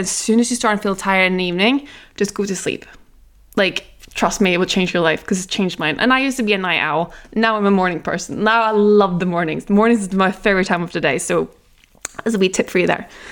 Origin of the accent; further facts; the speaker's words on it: Norway; I am from Norway, we eat really healthy there